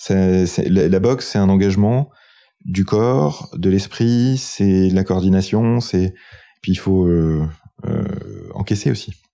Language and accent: French; France; quand on est français